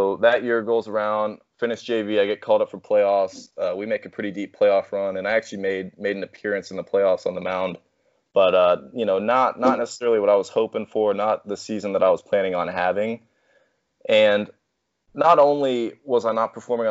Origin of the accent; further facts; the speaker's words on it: Fort Worth, Texas, United States; I was born in Fort Worth, Texas, raised here, lived here my entire life